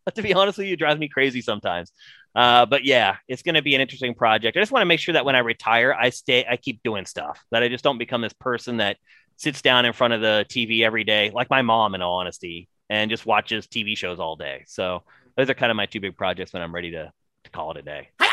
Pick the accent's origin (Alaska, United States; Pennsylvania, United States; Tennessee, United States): Pennsylvania, United States; rural; I have a friend actually from my hometown